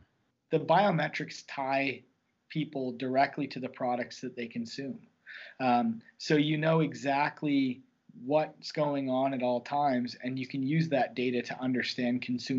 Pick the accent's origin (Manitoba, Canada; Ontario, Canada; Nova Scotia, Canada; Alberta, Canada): Nova Scotia, Canada; Dartmouth; Growing up in Halifax, in Dartmouth, actually, the dark side, as it's referred to, we had similar issues